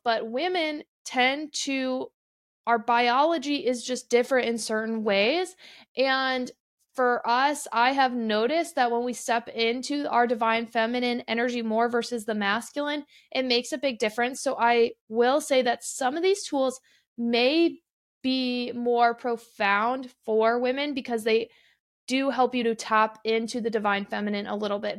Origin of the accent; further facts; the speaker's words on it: Midwest, United States; now in Arizona, United States; I'm from the Midwest originally